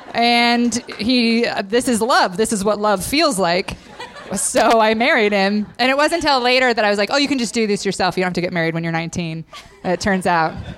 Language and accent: English; Idaho, United States; I grew up in Idaho, so all my friends were Mormon.